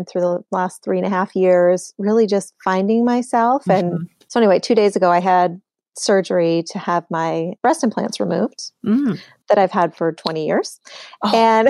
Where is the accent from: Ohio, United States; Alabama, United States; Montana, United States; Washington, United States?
Montana, United States; it's in my home state of Montana.